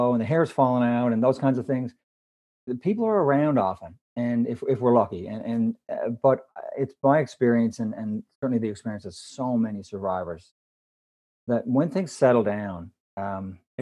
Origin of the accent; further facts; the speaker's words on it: Canada; I am Canadian